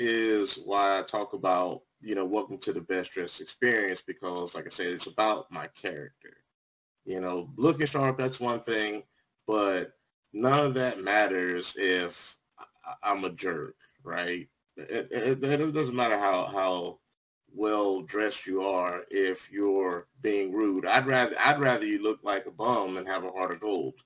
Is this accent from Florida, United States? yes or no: yes; Jacksonville, Florida, United States; also born or lived in Ohio / North Carolina; I grew up in Jacksonville, Florida, where I live currently